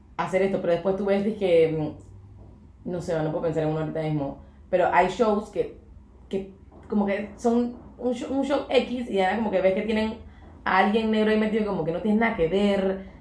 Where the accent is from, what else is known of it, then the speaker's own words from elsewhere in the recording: Panama; somos súper panameñas